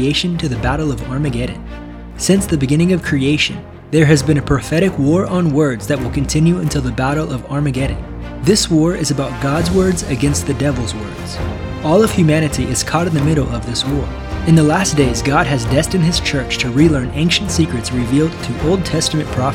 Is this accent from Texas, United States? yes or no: no; Northwest Missouri, United States; I'm from Missouri, from Northwest Missouri